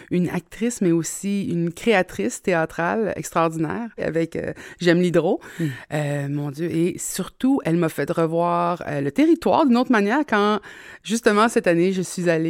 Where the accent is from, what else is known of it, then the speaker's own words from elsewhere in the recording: Trois-Rivières, Quebec, Canada; accent: Québécois; moi, je suis née à Pointe-du-Lac.